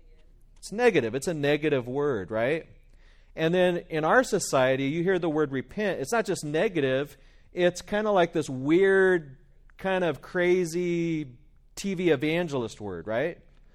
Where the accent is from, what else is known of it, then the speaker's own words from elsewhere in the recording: West Virginia, United States; also born or lived in Bakersfield, United States; maybe it's just because I'm from West Virginia in my roots, or is it because of the Bakersfieldian in me?